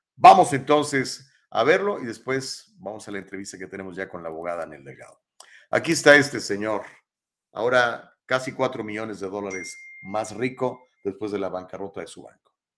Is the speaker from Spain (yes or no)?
no; Mexico; now in United States; yo soy mexicano